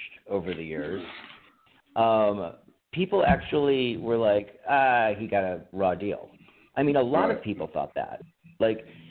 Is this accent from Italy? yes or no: no; United States; as an American